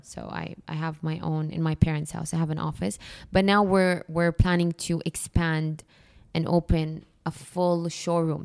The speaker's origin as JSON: {"language": "English", "town": "Jeddah", "region": "Makkah Province", "country": "Saudi Arabia", "tie": "born or raised there", "moved": "yes", "lives_now": "Dubai, United Arab Emirates", "said": "I grew up in Jeddah"}